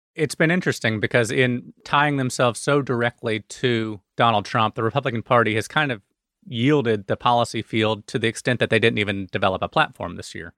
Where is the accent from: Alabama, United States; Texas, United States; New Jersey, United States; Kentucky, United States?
Alabama, United States; in Alabama, my home state